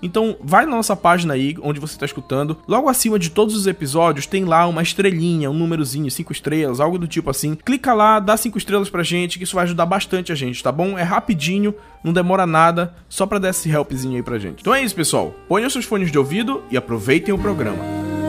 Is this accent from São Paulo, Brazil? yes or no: no; Belém, Pará, Brazil; a gente é aqui de Belém, Belém do Pará